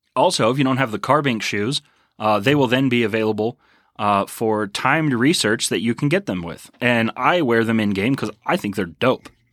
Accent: Texas, United States; moved away; also born or lived in Colorado; Growing up in Texas

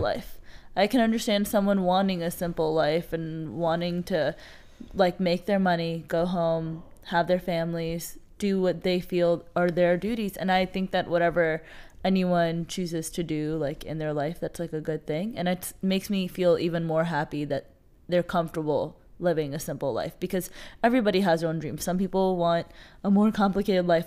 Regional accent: United States; I love identifying as a Pakistani American

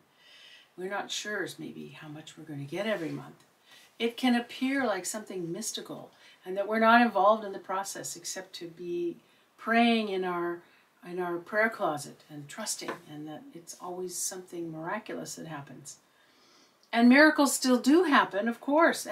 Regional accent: Seattle, Washington, United States; now in Netherlands; Originally, I'm from Seattle, Washington, in the United States.

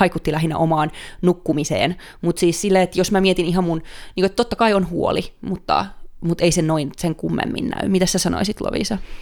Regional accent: Finland; born or raised there; now in Stockholm, Sweden

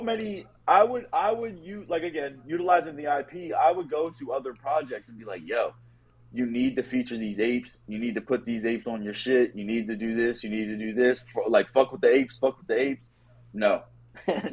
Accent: Harrisburg, Pennsylvania, United States; I grew up in Harrisburg, PA, which really is like 25 minutes from every fucking city in PA

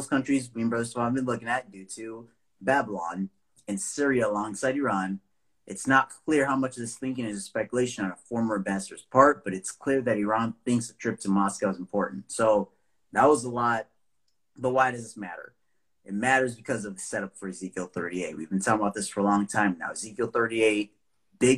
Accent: Nigeria; I'm from Nigeria

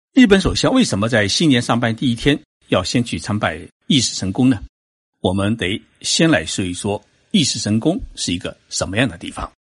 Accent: China; 我们中国人

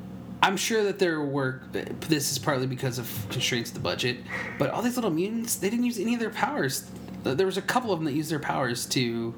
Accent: Mansfield, Ohio, United States; my hometown, Mansfield, Ohio

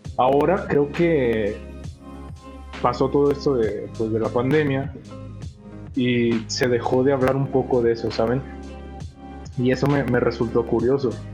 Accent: León, Guanajuato, Mexico; somos de León, Guanajuato

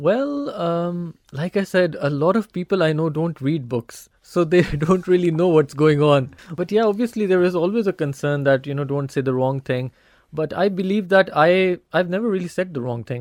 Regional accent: Pakistan; being a Pakistani

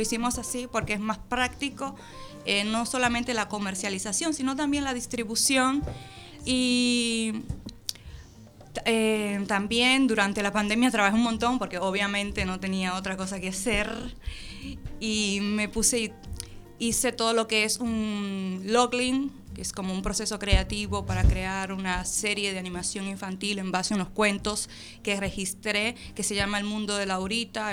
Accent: Dominican Republic; now in Argentina; Soy dominicana, naturalizada argentina

